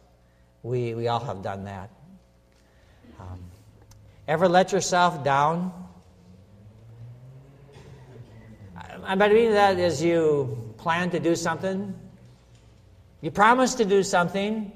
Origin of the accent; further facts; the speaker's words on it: Minnesota, United States; a little town that I grew up in Minnesota